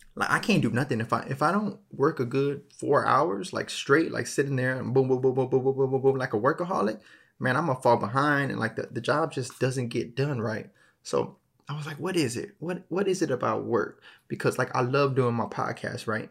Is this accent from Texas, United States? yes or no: yes; Texas, United States; I'm from Texas